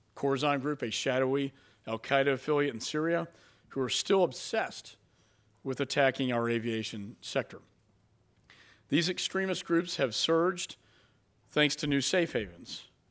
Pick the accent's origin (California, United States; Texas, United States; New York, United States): Texas, United States; also born or lived in Dallas, Texas; I'm from Texas